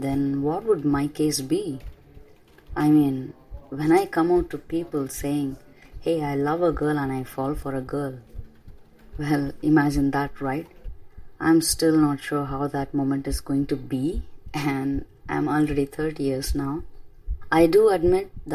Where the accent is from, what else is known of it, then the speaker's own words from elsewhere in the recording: Chennai, Tamil Nadu, India; first language Tamil; English is a second language; My mother tongue is Tamil, I'm going to give you an insight about my hometown, Chennai City.